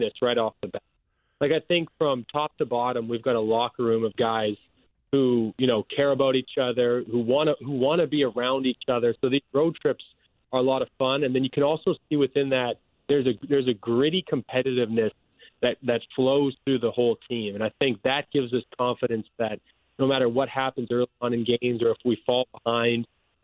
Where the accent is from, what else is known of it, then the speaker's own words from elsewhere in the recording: LaSalle, Manitoba, Canada; moved away as an adult; also born or lived in Springfield, Missouri; now in St. Louis, United States; Small town, yeah, LaSalle, Manitoba, Canada